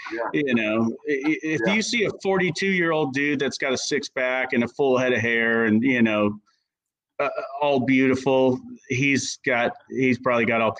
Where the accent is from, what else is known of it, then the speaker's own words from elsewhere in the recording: Belfair, Washington, United States; I'm able to give my kids opportunities that, you know, that we didn't have growing up in Belfair.